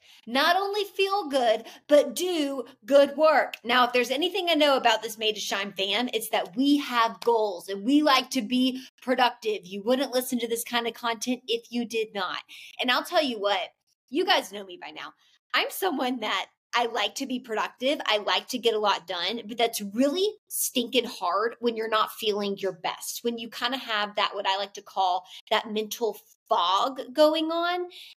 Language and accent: English; the South, United States; you know, and especially I'm from the South. I live in the Bible Belt. I've lived in the South my entire life.